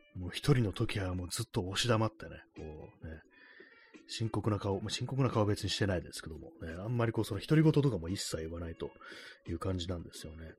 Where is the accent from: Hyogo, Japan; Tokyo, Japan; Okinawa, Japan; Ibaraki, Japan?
Tokyo, Japan; 私、東京の人間ですけども